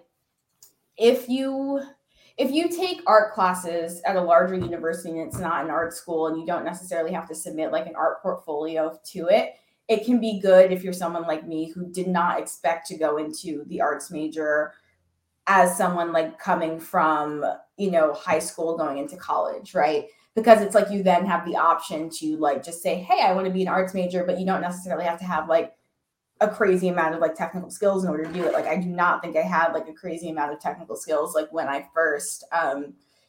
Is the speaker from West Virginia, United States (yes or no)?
no; New York City, New York, United States; I grew up in New York City and I'm like a third generation New Yorker